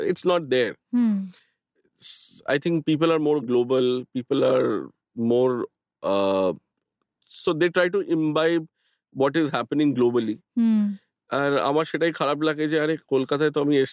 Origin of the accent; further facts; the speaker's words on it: Kolkata, West Bengal, India; যেসব জায়গাগুলো আমি ছোট থেকে বড় হয়েছি ধরো গড়িয়াহাট গোল পার্ক বা দ্যাট এন্টায়ার বেল্ট